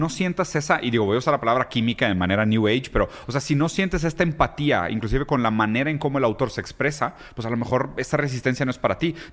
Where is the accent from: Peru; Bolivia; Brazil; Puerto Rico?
Brazil; yo soy brasileño